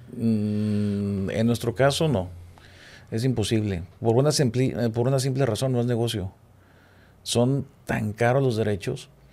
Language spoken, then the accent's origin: Spanish; Chihuahua, Mexico; now in Monterrey, Mexico; Yo soy de Chihuahua y allá el fútbol, la verdad, no trasciende